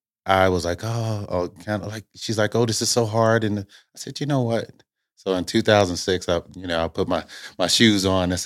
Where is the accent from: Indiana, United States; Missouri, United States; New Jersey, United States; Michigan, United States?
Indiana, United States; Originally, I'm from Indiana.